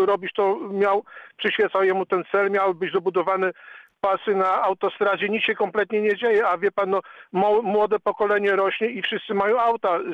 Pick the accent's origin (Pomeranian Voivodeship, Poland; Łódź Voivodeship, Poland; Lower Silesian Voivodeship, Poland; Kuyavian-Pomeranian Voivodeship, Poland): Lower Silesian Voivodeship, Poland; Siechnice; Ja się tutaj urodziłem i wychowałem. Pamiętam Siechnice sprzed 30, sprzed 40 lat.